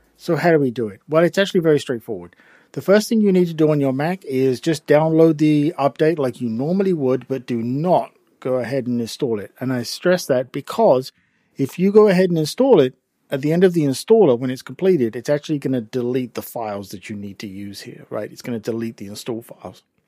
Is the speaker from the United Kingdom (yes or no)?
yes; England, United Kingdom; accent: English; my English accent